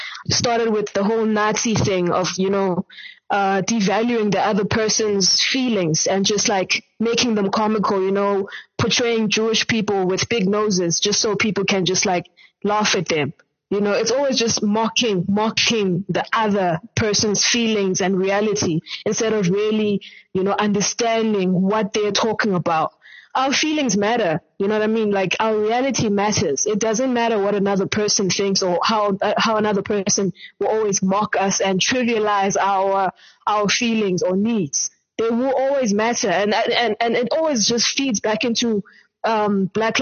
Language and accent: English; Eastern Cape, South Africa; now in Johannesburg, South Africa; I'm from the Eastern Cape originally, and currently based in Johannesburg